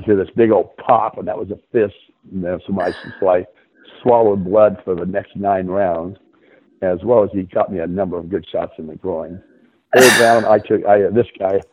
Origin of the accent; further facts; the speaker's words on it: San Diego, California, United States; I grew up in San Diego